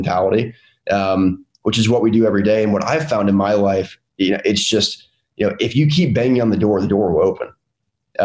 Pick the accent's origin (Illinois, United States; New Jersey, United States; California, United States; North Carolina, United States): North Carolina, United States; a Southern kid that was born and raised in North Carolina, my entire life